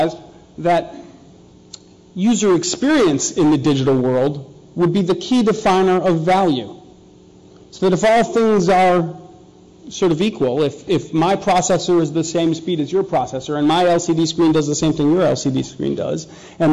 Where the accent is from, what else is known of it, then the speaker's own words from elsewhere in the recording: Minneapolis, Minnesota, United States; also born or lived in New York; now in Texas, United States; I'm from Minneapolis, so pop is what we use, but in New York they call it soda, in Texas they call it soda, that's where I'm from now